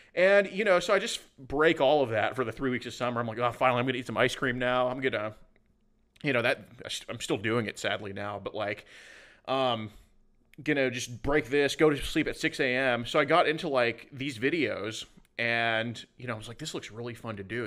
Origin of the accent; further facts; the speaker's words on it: Houston, Texas, United States; I'm from Houston, Texas. I still live there